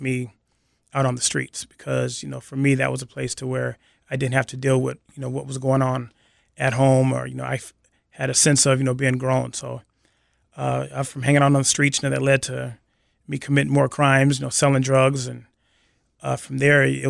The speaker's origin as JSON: {"language": "English", "town": "Seattle", "region": "Washington", "country": "United States", "tie": "born or raised there", "said": "I grew up here in Seattle, in the Central District."}